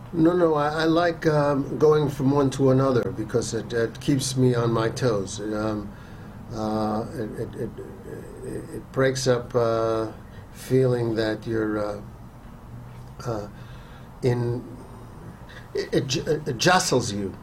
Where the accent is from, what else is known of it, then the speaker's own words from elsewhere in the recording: New York City, New York, United States; growing up in New York City, uh, in my teens